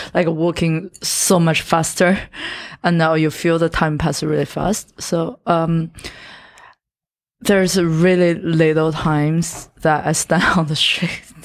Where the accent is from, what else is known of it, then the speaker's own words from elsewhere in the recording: Yantai, Shandong, China; English is a second language; moved away as an adult; also born or lived in Shanghai; now in United States; I'm, I'm from Shandong, Yantai